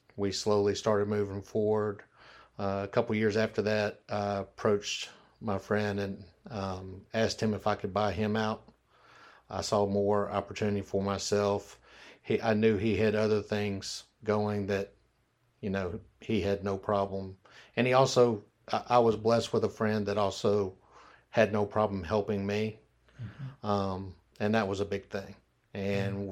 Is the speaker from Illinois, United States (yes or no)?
no; Memphis, Tennessee, United States; I'm born and raised in Memphis, Tennessee